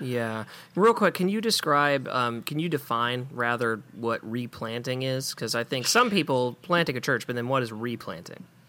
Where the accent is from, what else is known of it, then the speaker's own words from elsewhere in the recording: Memphis, Tennessee, United States; I am from Memphis